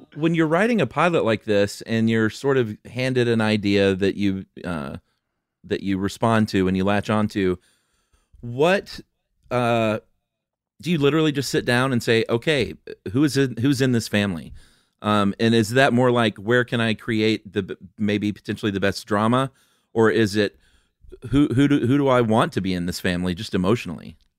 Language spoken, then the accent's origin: English; Atlanta, Georgia, United States; moved away as an adult; also born or lived in Los Angeles; moved back to Atlanta to my original hometown together